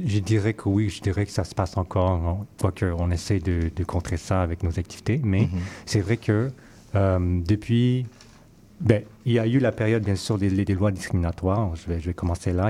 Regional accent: Vancouver, British Columbia, Canada; now in Montreal, Canada; je suis originaire de Vancouver

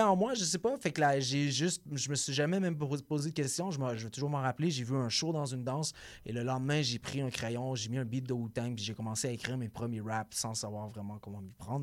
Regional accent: Gatineau, Quebec, Canada; moved away; also born or lived in Montreal; J'ai grandi, j'ai grandi en Outaouais.

